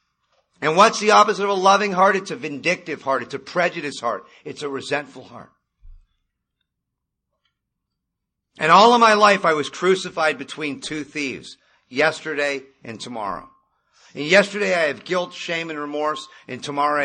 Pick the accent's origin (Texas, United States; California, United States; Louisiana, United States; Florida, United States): California, United States; Malibu; I grew up in Malibu